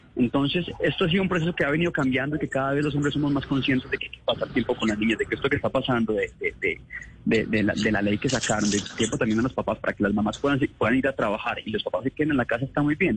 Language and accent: Spanish; Manizales, Caldas, Colombia; Yo me crié en Manizales